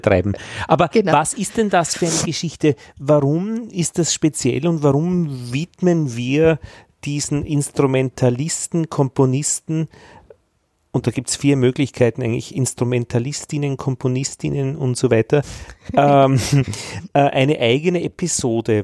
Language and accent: German; Austria; also born or lived in Vienna; bei uns in Österreich